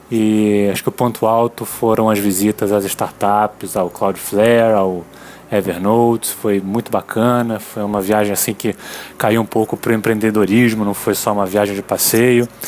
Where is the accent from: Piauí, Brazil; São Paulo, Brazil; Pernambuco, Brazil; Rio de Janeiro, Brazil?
Rio de Janeiro, Brazil; Niterói; sou de Niterói e só tem uma coisa para resumir essa viagem.